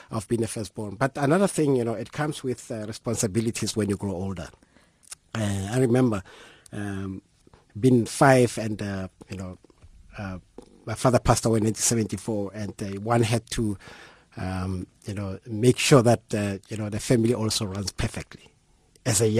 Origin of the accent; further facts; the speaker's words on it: Mamelodi, Gauteng, South Africa; like any other one living in Mamelodi